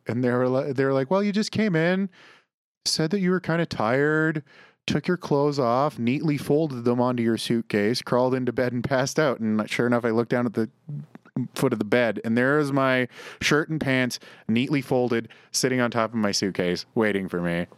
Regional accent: Canada; as a Canadian coming from the winter here to winter in San Jose

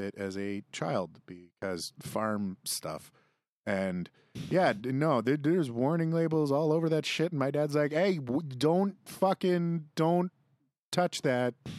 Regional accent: Saskatchewan, Canada; I grew up in Saskatchewan

